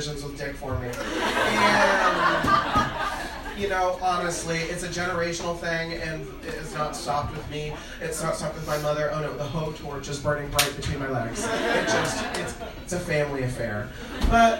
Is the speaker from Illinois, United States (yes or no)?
yes; Springfield, Illinois, United States; moved away as an adult; now in Chicago, United States; I'm from Springfield, Illinois